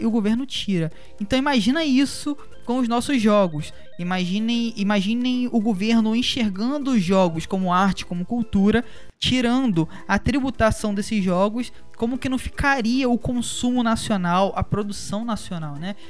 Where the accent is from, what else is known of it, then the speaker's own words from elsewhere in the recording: Brazil; Como brasileiro e como jogadores também